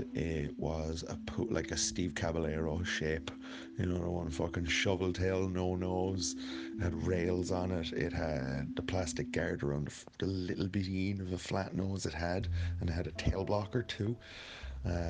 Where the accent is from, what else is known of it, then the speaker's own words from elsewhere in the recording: Cork, Munster, Ireland; now in Galway, Ireland; I'm from Cork. Living in Galway now, though.